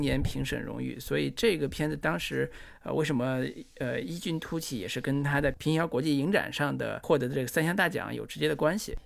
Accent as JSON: {"language": "Chinese", "town": "Mianchi", "region": "Henan", "country": "China", "tie": "born or raised there", "said": "三门峡，那就是我的家乡啊，那是。就是我，里边儿三门峡那个牌子上，左边儿渑池，右边儿坡头，渑池就是我的故乡啊"}